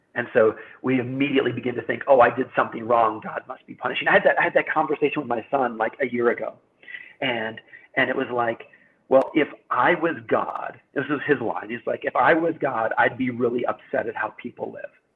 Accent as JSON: {"language": "English", "country": "United States", "said": "I'm an American"}